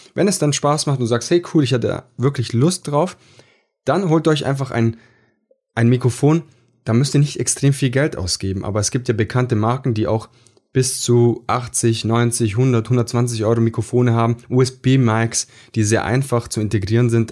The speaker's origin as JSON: {"language": "German", "country": "Italy", "said": "Ich bin Italiener"}